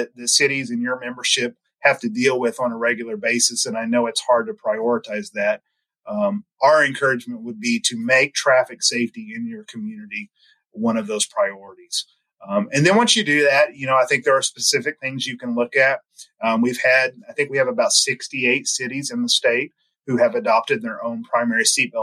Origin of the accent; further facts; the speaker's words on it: Sikeston, Missouri, United States; now in Jefferson City, United States; I grew up in Southeast Missouri